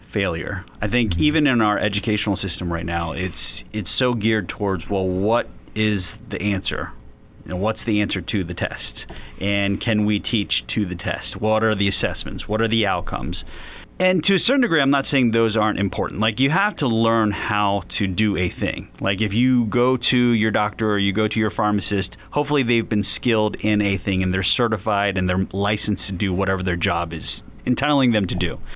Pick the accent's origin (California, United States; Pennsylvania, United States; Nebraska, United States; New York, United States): Pennsylvania, United States; Philadelphia; now in North Canton, United States; I was born and raised in West Philadelphia